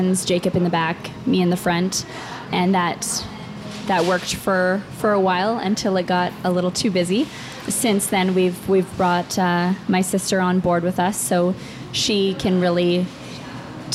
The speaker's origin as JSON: {"language": "English", "town": "Roberts Creek", "region": "British Columbia", "country": "Canada", "tie": "born or raised there", "said": "I grew up here, so I grew up in Roberts Creek, and then actually moved away for about 15 years"}